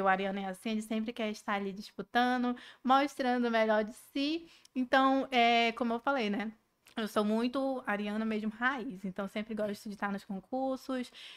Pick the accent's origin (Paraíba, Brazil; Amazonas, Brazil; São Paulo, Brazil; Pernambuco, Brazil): Amazonas, Brazil; Manaus; sou amazonense, com orgulho.